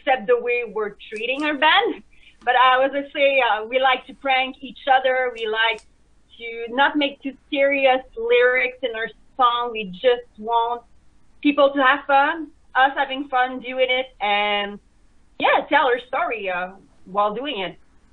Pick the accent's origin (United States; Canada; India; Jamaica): Canada; Montreal, Quebec; we're from Montreal, Quebec, Canada.